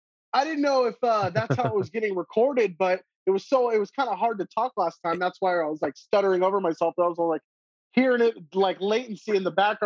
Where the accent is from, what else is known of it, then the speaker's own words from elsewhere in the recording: Bay Area, California, United States; growing up in the Bay Area as a kid, you know.